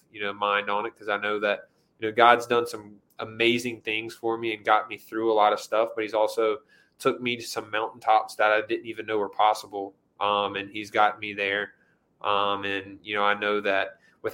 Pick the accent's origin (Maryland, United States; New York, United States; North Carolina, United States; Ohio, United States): North Carolina, United States; Greenville; I was a starter at my dream school in my hometown at, you know, 18 years old.